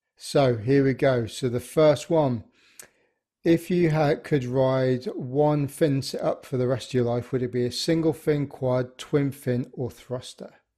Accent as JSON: {"language": "English", "town": "Birmingham", "region": "West Midlands", "country": "United Kingdom", "tie": "born or raised there", "said": "I grew up in Birmingham"}